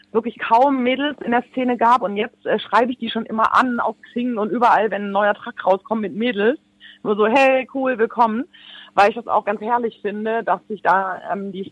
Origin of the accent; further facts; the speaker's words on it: Baden-Württemberg, Germany; Ich komme ja aus Schwaben und wir haben das mit den Badenern.